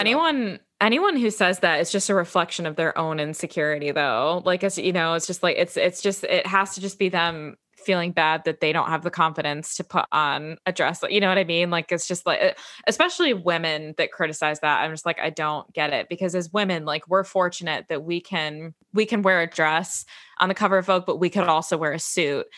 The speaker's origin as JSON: {"language": "English", "town": "Chicago", "region": "Illinois", "country": "United States", "tie": "born or raised there", "said": "growing up in Chicago"}